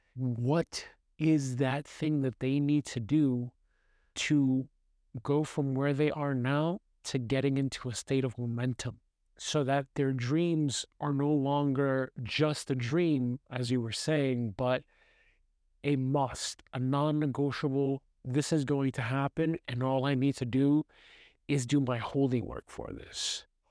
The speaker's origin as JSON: {"language": "English", "town": "New York City", "region": "New York", "country": "United States", "tie": "born or raised there", "moved": "yes", "said": "I grew up in New York City, in Brooklyn."}